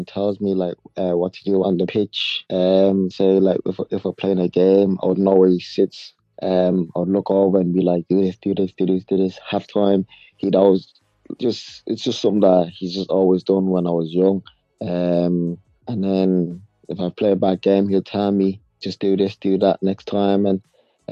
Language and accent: English; South Africa; moved away